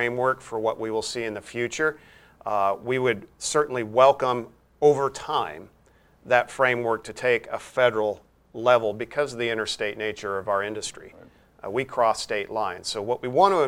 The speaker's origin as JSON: {"language": "English", "region": "Wyoming", "country": "United States", "said": "my home state of Wyoming"}